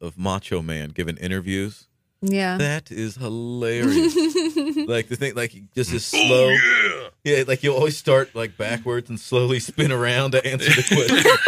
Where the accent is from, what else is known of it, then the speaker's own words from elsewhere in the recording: Greenville, United States; I'm from Greenville